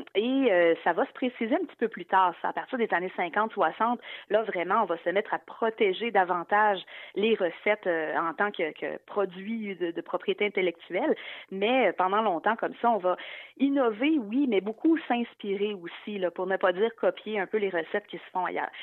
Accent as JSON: {"language": "French", "region": "Quebec", "country": "Canada", "said": "en tant que québécoise"}